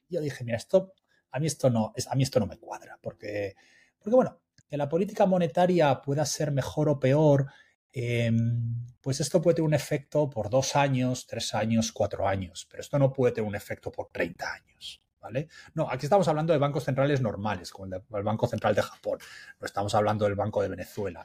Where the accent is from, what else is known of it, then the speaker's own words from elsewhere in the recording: Spain; como decimos en España